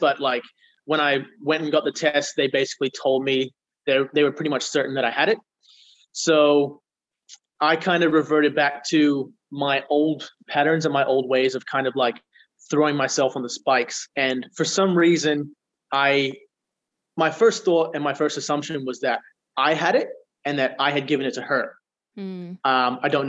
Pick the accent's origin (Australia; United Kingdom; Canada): Australia; Geraldton, Western Australia; So I've been in Perth for about a year, and I was born and raised in Geraldton in Western Australia, so a small little country town.